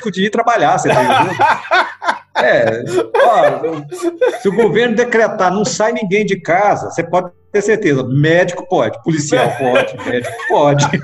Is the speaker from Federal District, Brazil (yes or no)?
yes; Brasília, Federal District, Brazil; É, eu nasci em Brasília, né? Eu sou de Brasília, nasci aqui.